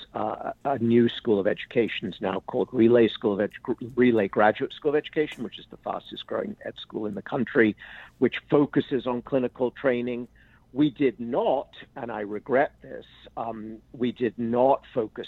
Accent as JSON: {"language": "English", "region": "England", "country": "United Kingdom", "tie": "born or raised there", "moved": "yes", "lives_now": "United States", "said": "I grew up in England"}